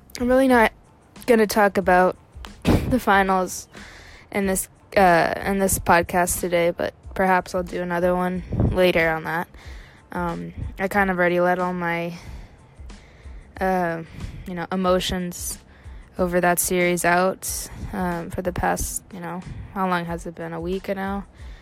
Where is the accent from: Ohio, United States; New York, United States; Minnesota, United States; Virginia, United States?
Ohio, United States; Cleveland; I'm from Cleveland